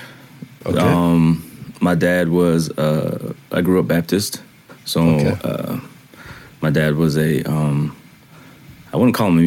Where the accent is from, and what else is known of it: Canada; accent: Canadian patois; now in Charlotte, United States